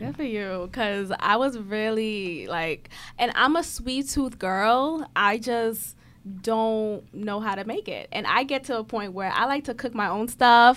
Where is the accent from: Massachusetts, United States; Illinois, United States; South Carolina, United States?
Massachusetts, United States; Boston; I grew up in Boston